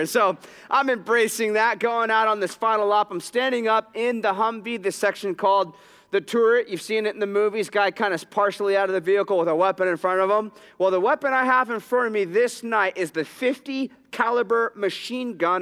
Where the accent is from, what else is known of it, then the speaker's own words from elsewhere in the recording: Southern California, United States; my hometown, Southern California